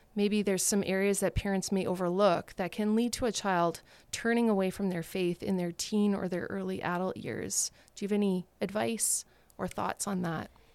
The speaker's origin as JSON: {"language": "English", "town": "Thunder Bay", "region": "Ontario", "country": "Canada", "tie": "born or raised there", "said": "I grew up in Thunder Bay"}